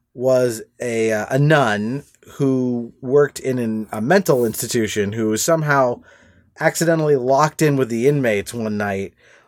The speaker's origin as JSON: {"language": "English", "town": "Laguna Beach", "region": "California", "country": "United States", "tie": "born or raised there", "said": "Well, I grew up in Laguna Beach, California, and Robert Englund's house was in the same town, and so it's a relatively small city."}